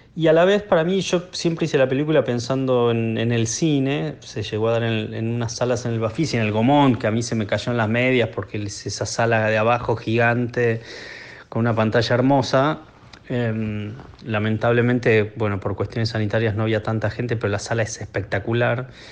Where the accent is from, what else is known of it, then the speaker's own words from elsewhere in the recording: Buenos Aires, Argentina; yo soy de Buenos Aires